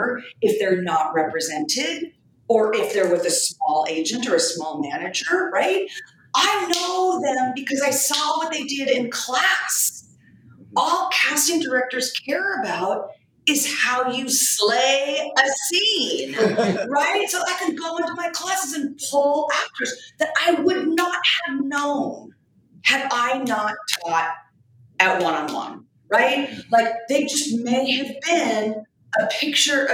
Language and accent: English; Long Beach, California, United States; I grew up in Long Beach, fourth generation Long Beach.